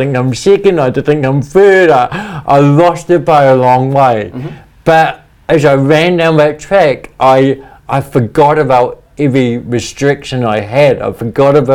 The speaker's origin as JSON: {"language": "English", "country": "New Zealand", "tie": "born or raised there", "said": "I had this real desire growing up in New Zealand to represent New Zealand in sport."}